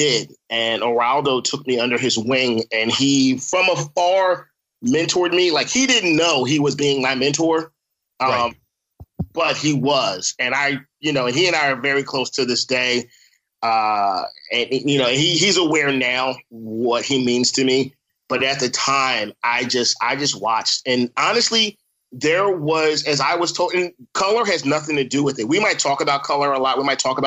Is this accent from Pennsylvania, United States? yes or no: yes; Philadelphia, Pennsylvania, United States; also born or lived in Abington, Pennsylvania; Germantown. Grew up in Germantown. Chew and Shelton. I went to Pastorius, FD Pastorius, man, elementary school. And then my folks moved us to Abington. We moved to Abington, and I was about 11